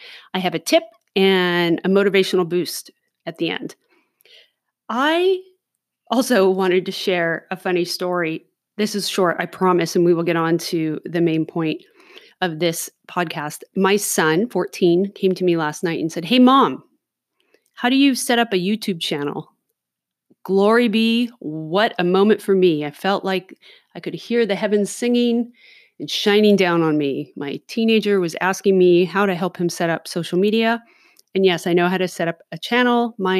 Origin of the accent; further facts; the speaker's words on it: Los Angeles, California, United States; now in Oregon City, United States; maybe because I grew up in Los Angeles or who knows what, a little more cautious when I'm out in public